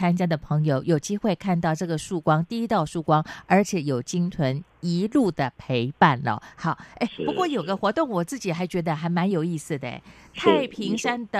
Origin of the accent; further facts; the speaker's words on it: Chiayi, Taiwan; 你跟我都是嘉义人嘛？